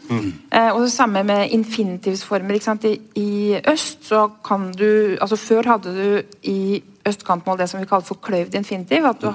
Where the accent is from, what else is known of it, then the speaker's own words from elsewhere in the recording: Oslo, Norway; er egentlig en ganske sånn klassisk Oslo-boer, egentlig, som har bodd omtrent rundt hele byen